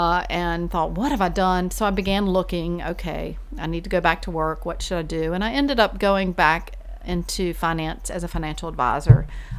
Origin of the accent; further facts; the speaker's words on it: Sanford, North Carolina, United States; moved away as an adult; now in Virginia, United States; I grew up in a small town called Sanford